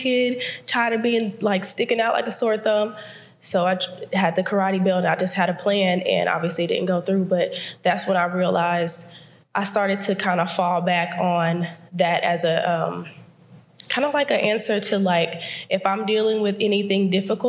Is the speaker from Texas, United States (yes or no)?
yes; Houston, Texas, United States; I was born in Houston, Texas, born and raised in Houston, Texas